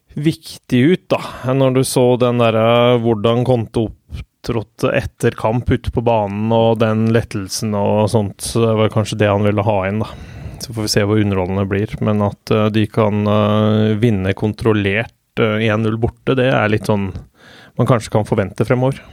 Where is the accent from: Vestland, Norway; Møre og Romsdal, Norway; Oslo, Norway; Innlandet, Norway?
Innlandet, Norway; Hamar; jeg er fra Hamar